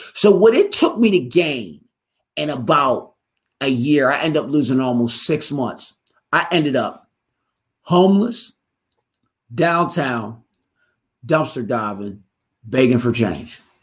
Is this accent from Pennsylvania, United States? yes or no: yes; Pittsburgh, Pennsylvania, United States; moved away as an adult; also born or lived in Philadelphia; I'm from out uh, Pittsburgh. When I moved out to, uh, I'm from Western Pennsylvania. When I moved out to Philly